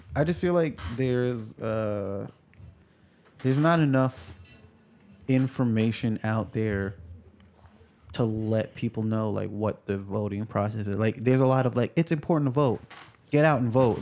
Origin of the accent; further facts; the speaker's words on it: New York, United States; I grew up in New York